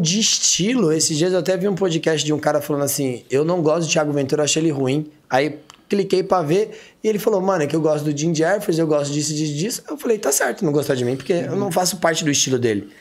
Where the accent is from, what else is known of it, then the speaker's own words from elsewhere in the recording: Taboão da Serra, São Paulo, Brazil; moved away; eu sou do Taboão da Serra.